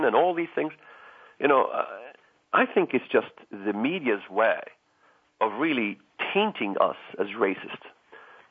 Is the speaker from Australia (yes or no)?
no; Israel; now in United States; I wasn't born in this country. I was born in Israel, came to this country.